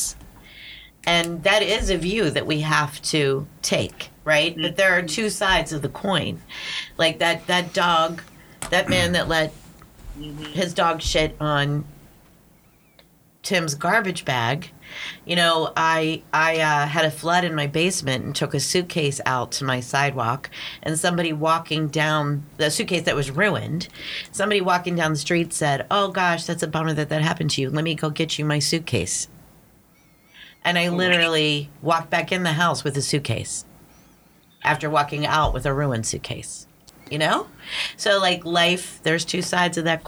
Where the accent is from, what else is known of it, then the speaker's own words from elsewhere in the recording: Pittsburgh, Pennsylvania, United States; I grew up in Pittsburgh